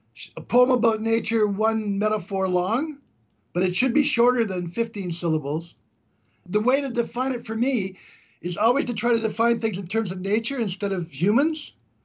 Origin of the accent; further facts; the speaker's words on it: Canada; I'm from Canada.